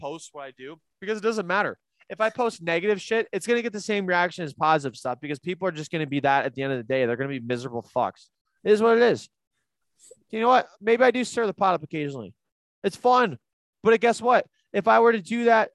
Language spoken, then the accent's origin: English; Cleveland, Ohio, United States; my fucking birth certificate says I live in Cleveland. Second off, I pay taxes and they go to Cleveland